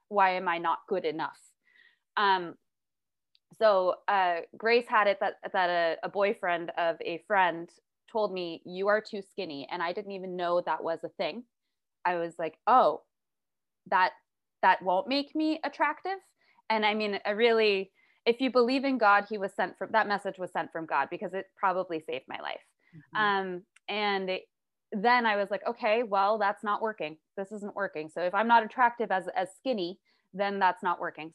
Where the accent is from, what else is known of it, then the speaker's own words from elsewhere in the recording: New York City, New York, United States; I was raised in New York City.